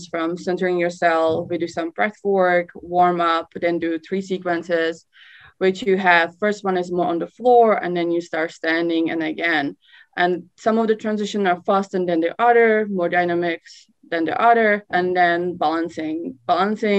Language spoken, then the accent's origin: English; Czechia; moved away as an adult; I'm from Czech Republic originally. I moved here when I was 23.